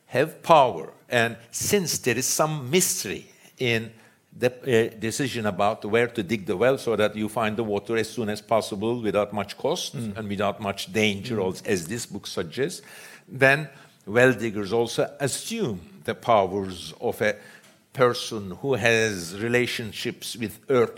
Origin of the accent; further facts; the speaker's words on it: Istanbul, Turkey; I grew up in Istanbul